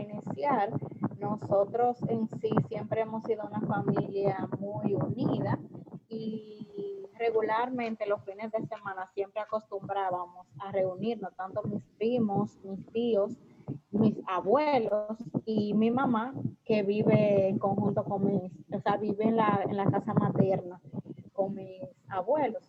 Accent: Puerto Plata, Dominican Republic; soy desde Puerto Plata

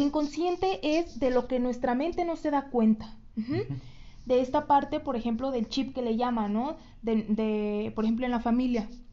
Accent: Mexico; como todo mexicano

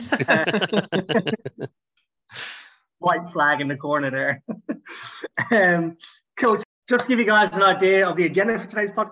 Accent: Ireland; I'm Irish.

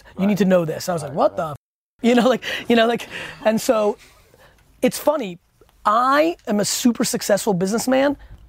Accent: Edison, New Jersey, United States; I grew up in Edison, New Jersey. Good mixed culture. I'm 41

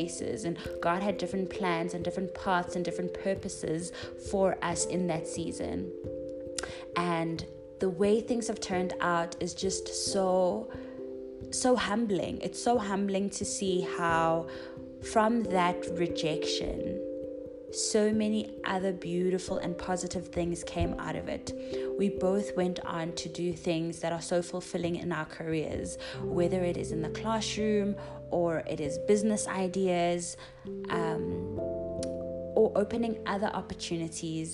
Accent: South Africa; as South African teachers, especially as young Black females

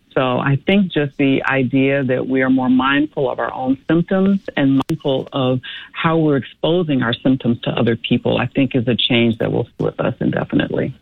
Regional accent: Chicago, Illinois, United States; I grew up in Chicago and have lived in the south suburbs my uh, entire uh, married life

